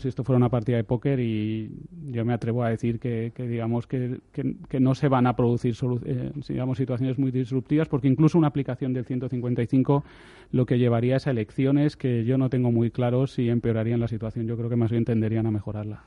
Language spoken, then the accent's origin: Spanish; Spain; como españoles